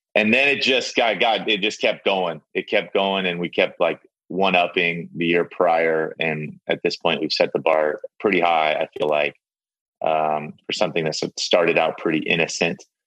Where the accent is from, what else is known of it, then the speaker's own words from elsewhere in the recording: San Diego, California, United States; I'm from I'm from San Diego